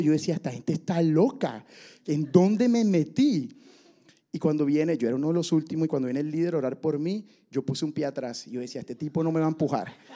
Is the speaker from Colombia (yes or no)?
yes; Barranquilla, Atlántico, Colombia; moved away as an adult; yo nací en Barranquilla, Colombia